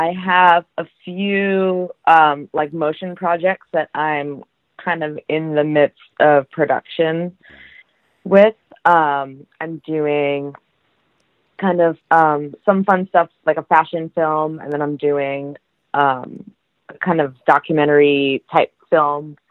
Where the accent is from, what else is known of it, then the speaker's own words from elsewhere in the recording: Franklin, Massachusetts, United States; I grew up in Franklin, Mass